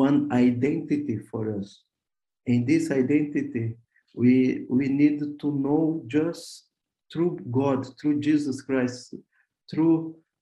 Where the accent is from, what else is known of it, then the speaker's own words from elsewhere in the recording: Porto Alegre, Rio Grande do Sul, Brazil; now in Slovenia; I come from Brazil. I born in Brazil, in Porto Alegre, south of Brazil.